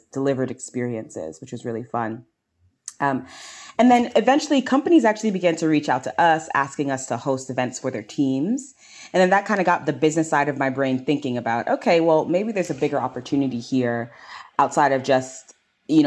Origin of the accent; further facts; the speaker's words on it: New York City, New York, United States; I was born and raised here in New York. And I grew up in St. Albans, Queens, Southeast Queens